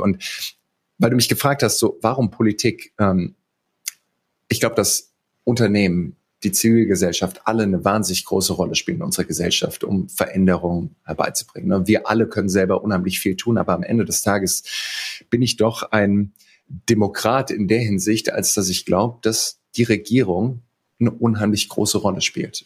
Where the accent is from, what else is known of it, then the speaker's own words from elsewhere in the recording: Heidelberg, Baden-Württemberg, Germany; also born or lived in Greenville, South Carolina; Ich bin in Heidelberg groß geworden